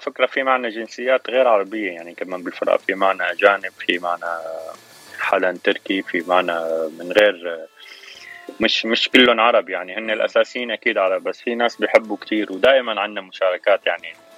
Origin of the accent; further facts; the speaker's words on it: Damascus, Damascus Governorate, Syria; moved away as an adult; now in Los Angeles, United States; انا من سوريا من الشام صار لي تسع سنين